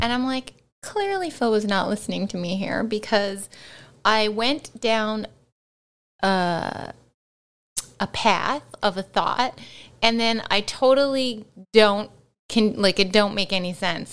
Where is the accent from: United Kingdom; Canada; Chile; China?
Canada; we are Canadian